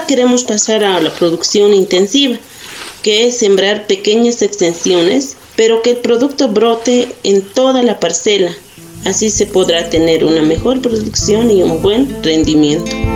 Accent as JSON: {"language": "Spanish", "area": "Puqui", "region": "Oruro", "country": "Bolivia", "said": "Soy de Oruro, de la comunidad de Puqui, en Bolivia"}